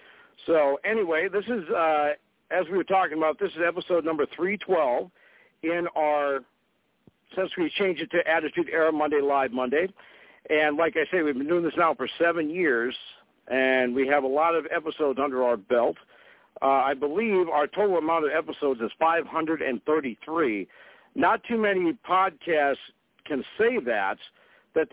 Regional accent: Fargo, North Dakota, United States; But things are pretty much going to be shut down here in my hometown for the next couple of days.

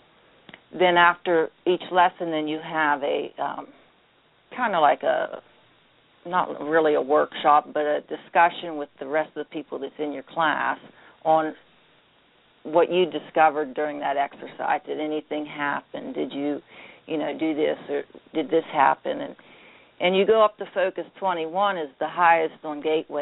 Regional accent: a small town outside of Bedford, Bedford County, Pennsylvania, United States; accent: Pittsburghese and hick; also born or lived in Pittsburgh, Pennsylvania; I grew up in a small town outside of Bedford, only a population of about 300 people.

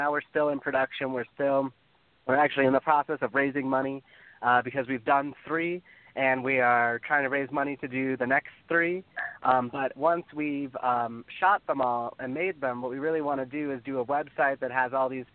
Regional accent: the South, United States; I'm from the South

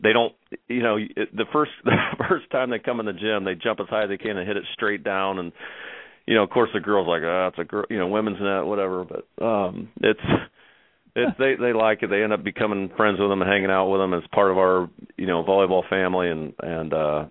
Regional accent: Muncie, Indiana, United States; now in Louisville, United States; I grew up in Muncie

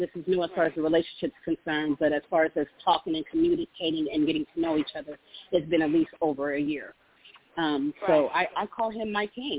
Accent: California, United States; now in Dallas, United States; I live in Texas. I'm from California.

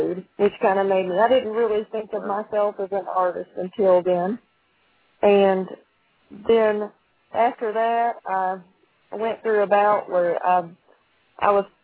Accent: Huntsville, Alabama, United States; now in Tennessee, United States; I was born and raised in Huntsville, Alabama, on a farm

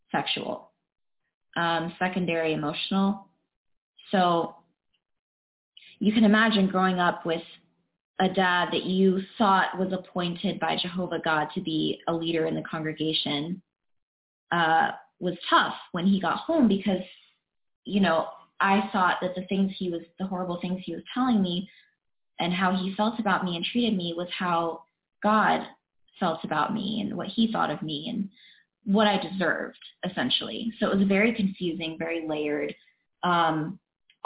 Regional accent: Dahlonega, Georgia, United States; also born or lived in Cleveland, Georgia; I was born in Dahlonega, Georgia, super small towns

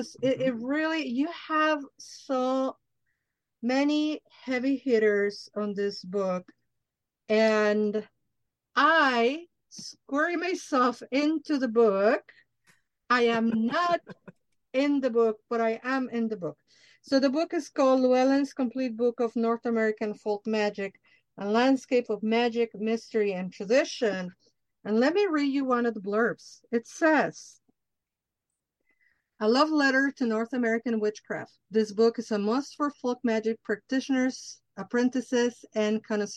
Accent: Mexico City, Mexico; I'm from Mexico City

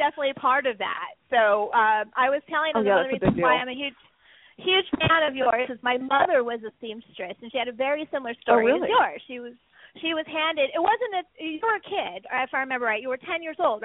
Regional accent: San Francisco, California, United States; I grew up in San Francisco

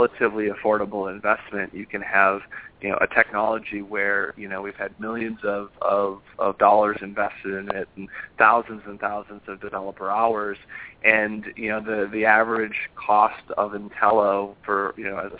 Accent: Minneapolis, Minnesota, United States; moved away as an adult; also born or lived in Los Angeles; now in San Francisco, United States; I'm from Minneapolis originally

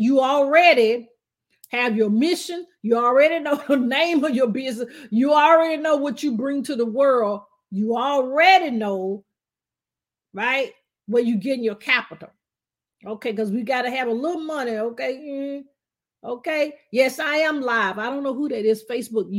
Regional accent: Alabama, United States; accent: southern twang; now in Atlanta, United States; I'm actually originally, as you can tell, my southern twang. I'm from Alabama. I love being from Alabama

